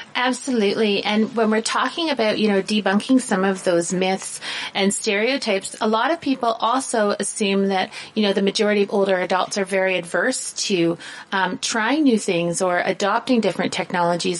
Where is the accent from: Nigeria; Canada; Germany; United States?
Canada; southern Ontario; I come from a very small town in southern Ontario. We still don't have a traffic light. That's how small we are